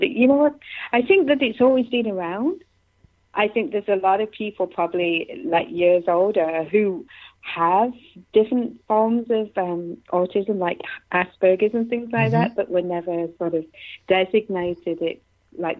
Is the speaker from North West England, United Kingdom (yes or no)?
no; Nottingham, East Midlands, United Kingdom; moved away as an adult; now in Canada; I'm from England, from Nottingham